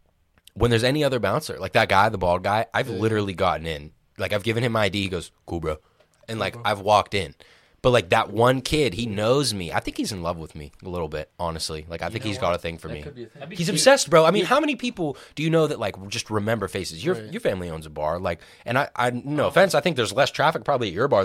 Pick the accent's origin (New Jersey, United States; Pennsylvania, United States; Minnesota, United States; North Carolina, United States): Pennsylvania, United States; Pittsburgh; I'm banned from this bar in our hometown, in like specifically my hometown, like where I live right now.